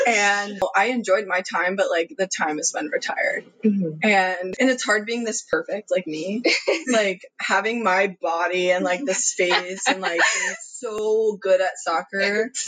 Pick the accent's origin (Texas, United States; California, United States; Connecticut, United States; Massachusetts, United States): Massachusetts, United States; Wilbraham; So I'm from Wilbraham, Massachusetts. You maybe have heard of it. If you drove down the Mass Pike heading west, it is the home of Friendlies.